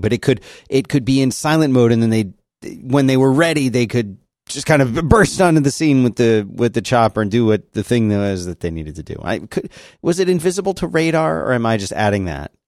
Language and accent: English; Philadelphia, Pennsylvania, United States; growing up in Philadelphia